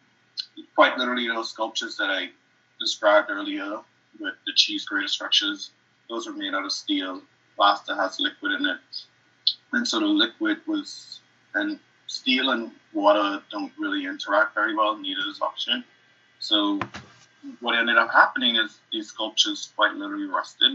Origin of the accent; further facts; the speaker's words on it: Bahamas; moved away as an adult; also born or lived in Harlem, New York; now in United States; I am originally from the Bahamas, and I moved here to do my MFA